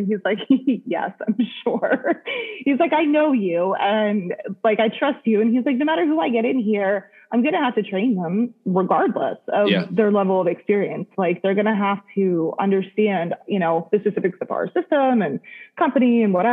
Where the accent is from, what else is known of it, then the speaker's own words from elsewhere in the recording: Harrisburg, Pennsylvania, United States; I was from Harrisburg, so I was, you know, proud to rep that hometown vibe